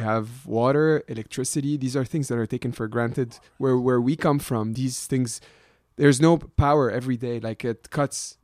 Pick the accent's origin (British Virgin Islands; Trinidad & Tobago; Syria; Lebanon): Lebanon; moved away as an adult; now in Canada; my experience growing up in Lebanon